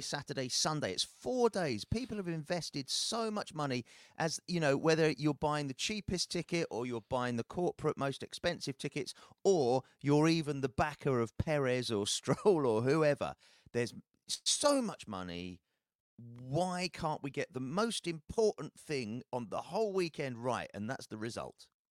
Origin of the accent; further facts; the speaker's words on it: United Kingdom; as a Brit